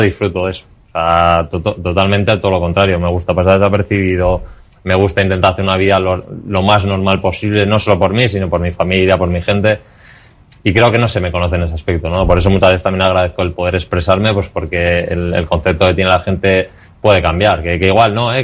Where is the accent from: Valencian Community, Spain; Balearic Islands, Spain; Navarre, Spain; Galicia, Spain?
Navarre, Spain; Pamplona; moved away; siendo como soy de Pamplona, eh, siendo de zona desde pequeño